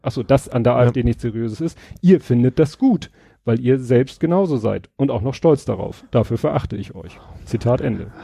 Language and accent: German; Hamburg, Germany; Als Hamburger